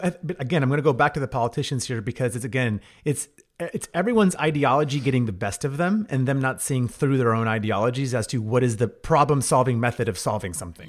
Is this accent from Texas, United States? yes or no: yes; Texas, United States; I'm a Texan. We all take pride as being Texans